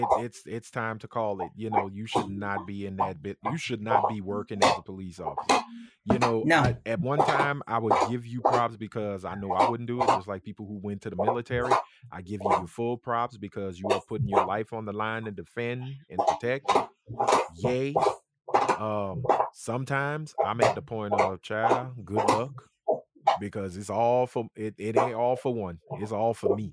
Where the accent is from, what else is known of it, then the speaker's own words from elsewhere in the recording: Louisiana, United States; I am from the South here